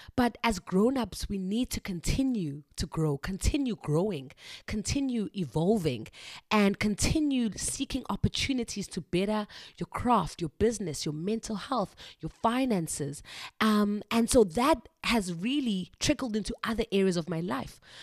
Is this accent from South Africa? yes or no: yes; South Africa; moved away as an adult; now in China; I am a South African teacher living and working in China.